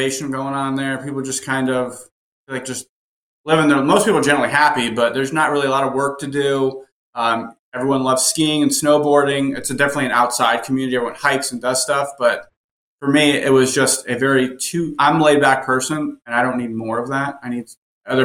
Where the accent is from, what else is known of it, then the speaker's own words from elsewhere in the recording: Fort Myers, Florida, United States; also born or lived in Vermont; now in Charlotte, United States; It's Fort Myers, Cape Coral. So it's about 2 hours south of Tampa. So it's Southwest Florida